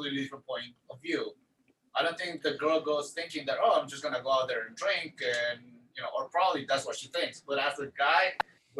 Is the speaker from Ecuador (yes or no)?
yes; Ecuador; I'm from Ecuador